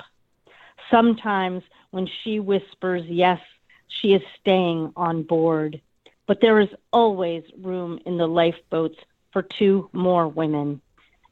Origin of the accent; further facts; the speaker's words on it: United States; I grew up on the East Coast off of Long Island Sound